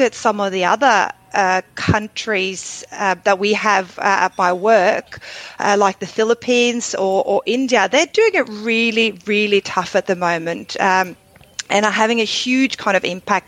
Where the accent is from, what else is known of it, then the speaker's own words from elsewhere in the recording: Drammen, Buskerud, Norway; moved away as an adult; also born or lived in London / Sydney / Asia; now in Melbourne, Australia; I was born in Drummen, which is a small town just outside Oslo in Norway, where I grew up